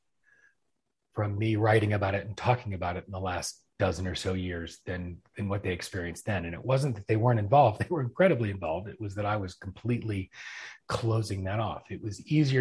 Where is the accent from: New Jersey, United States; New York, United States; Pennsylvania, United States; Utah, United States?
Pennsylvania, United States; Philadelphia; moved away as an adult; now in Atlanta, United States; I was originally from Philadelphia, been in Atlanta